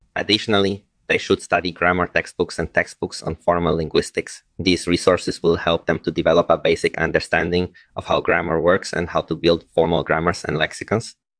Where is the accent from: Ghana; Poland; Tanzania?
Poland; moved away as an adult; also born or lived in Warsaw; now in United States; I was born in Poland, and I've lived in the U S for the last twenty years